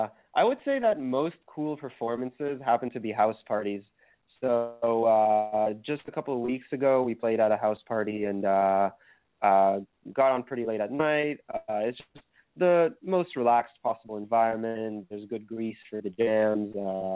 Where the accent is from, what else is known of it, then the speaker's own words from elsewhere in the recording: Thornhill, Ontario, Canada; our hometown of Thornhill, Ontario